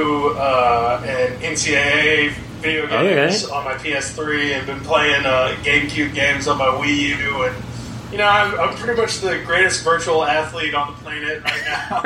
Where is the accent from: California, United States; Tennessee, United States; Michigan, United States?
Tennessee, United States; Memphis; moved away as an adult; now in Fayetteville, United States; I'm from Memphis, Tennessee. I lived my whole life, adolescent life in Memphis.